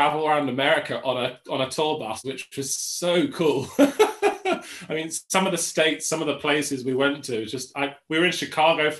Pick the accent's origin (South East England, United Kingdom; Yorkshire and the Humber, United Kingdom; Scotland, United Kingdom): South East England, United Kingdom; Tunbridge Wells; also born or lived in Manchester / London; now in Macclesfield, United Kingdom; my hometown because I grew up in Tunbridge Wells in Kent